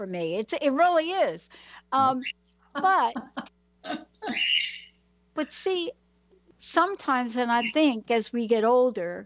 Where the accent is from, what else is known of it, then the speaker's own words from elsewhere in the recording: New York City, New York, United States; moved away; I'm from New York. I'm from the Bronx